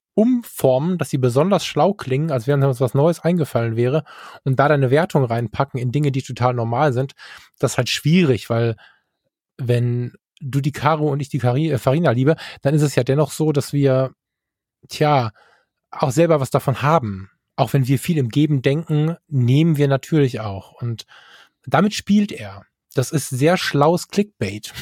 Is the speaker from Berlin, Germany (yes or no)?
no; North Rhine-Westphalia, Germany; bei uns in NRW